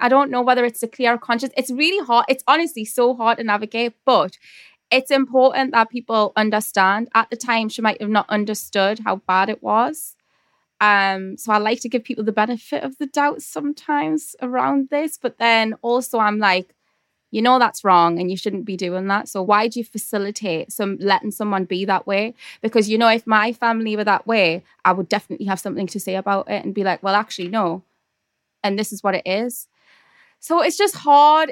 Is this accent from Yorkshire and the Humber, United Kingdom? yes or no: no; Newcastle upon Tyne, North East England, United Kingdom; accent: Geordie; my Geordie accent is, like, intense.